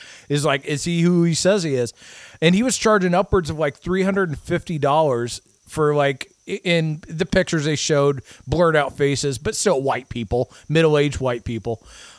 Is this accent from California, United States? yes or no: no; Iowa, United States; moved away; where I grew up in Iowa